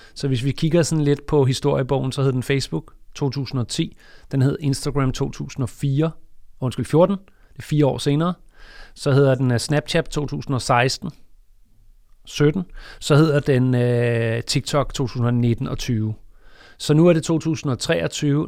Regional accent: Denmark; vi er fra Danmark

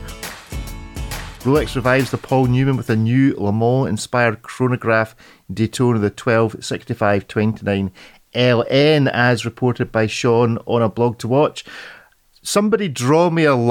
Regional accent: Scotland, United Kingdom; being a Scotsman stuck in the rain all the time

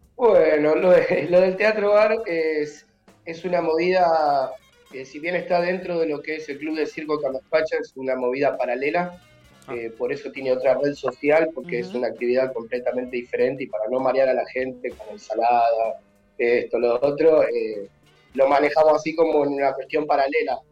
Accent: Lanús, Buenos Aires Province, Argentina; yo pertenezco a Lanús, soy nacido en Valentín Alcina y ahora vivo en Germi, del mm. lado de Lanús

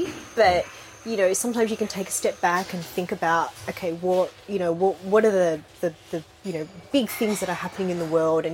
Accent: Sydney, New South Wales, Australia; accent: Australian; I did grow up in Sydney

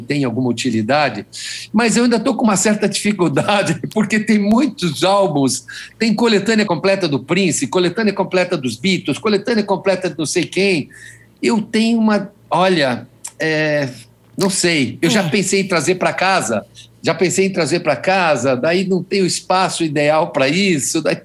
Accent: Brazil; eu sou brasileiro

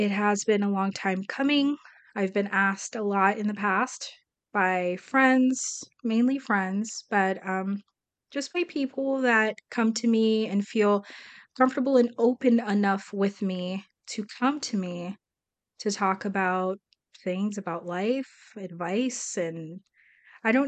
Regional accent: South Florida, United States; also born or lived in Brazil; I am Brazilian. I was raised here in South Florida since I was 5 years old

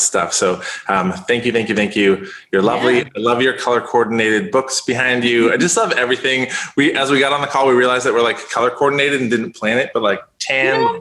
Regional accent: Canada; I grew up in Canada

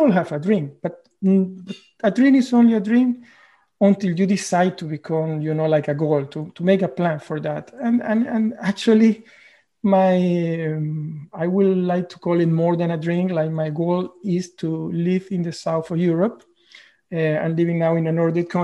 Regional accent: Venezuela; moved away as an adult; now in Norway; I am originally from Venezuela. I have been living in Norway for the last 12 or 13 years.

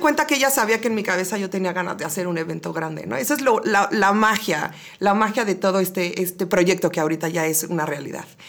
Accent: Querétaro, Mexico; queretana sasa, sasa de corazón, de las pocas que ya hay

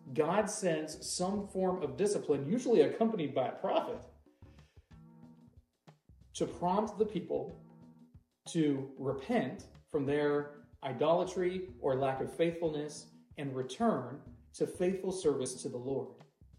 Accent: United States; I'm an American

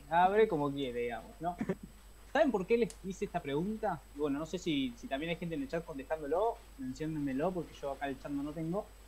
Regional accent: La Plata, Buenos Aires Province, Argentina; En La Plata, esta vez en La Plata, mi ciudad natal

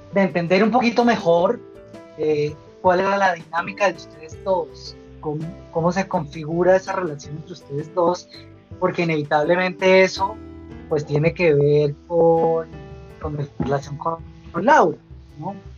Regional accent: Bogotá, Colombia; soy bogotano y actualmente vivo en Bogotá

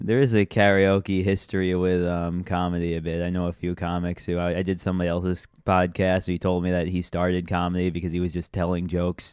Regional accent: Long Island, New York, United States; moved away as an adult; now in Brooklyn, United States; I was from Long Island

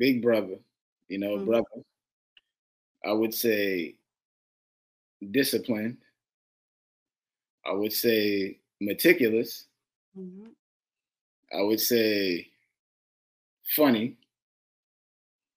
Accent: New York City, New York, United States; I'm from Brooklyn

